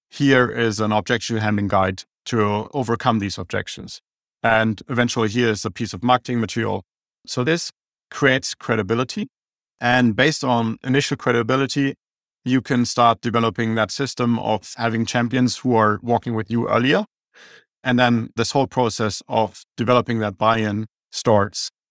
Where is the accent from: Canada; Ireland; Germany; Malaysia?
Germany; accent: German; English is a second language; now in Phoenix, United States; I have an German accent